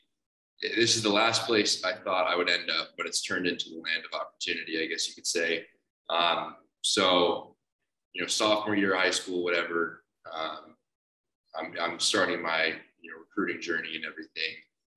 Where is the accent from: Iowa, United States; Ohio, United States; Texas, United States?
Ohio, United States; Kent; He's from the exact same town as me, went to one high school over, grew up streets away.